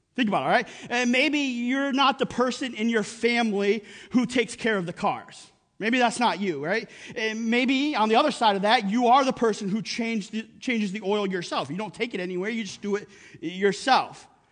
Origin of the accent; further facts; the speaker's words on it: Upper Peninsula of Michigan, United States; moved away; we grew up in the Upper Peninsula of Michigan in the middle of nowhere